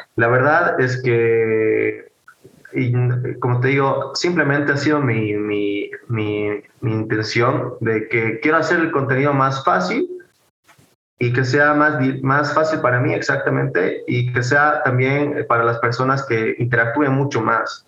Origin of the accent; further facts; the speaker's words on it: Bolivia; soy de Bolivia